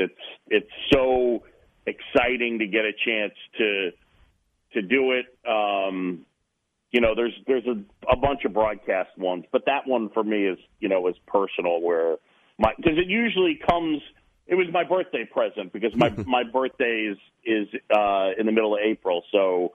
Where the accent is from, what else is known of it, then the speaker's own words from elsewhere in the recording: New York City, New York, United States; also born or lived in Philadelphia, Pennsylvania; Roosevelt Island, where I grew up in New York City